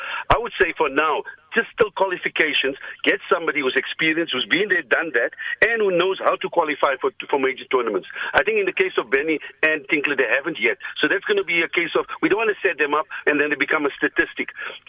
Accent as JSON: {"language": "English", "country": "South Africa"}